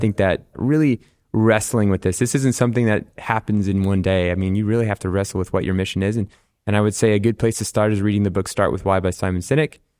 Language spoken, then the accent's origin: English; Rochester, Minnesota, United States; also born or lived in Nebraska / Ohio / La Crosse, Wisconsin; most of my childhood was in Rochester, Minnesota.